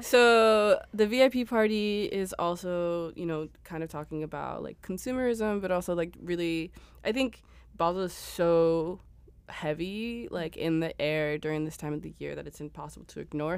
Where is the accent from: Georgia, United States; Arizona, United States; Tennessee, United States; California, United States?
California, United States; Los Angeles; moved away as an adult; also born or lived in Berlin; I was born in Los Angeles. Uh, I also went to school out there